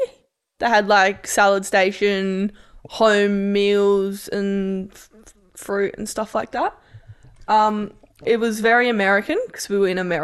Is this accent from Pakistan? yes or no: no; Australia; So I'm Australian.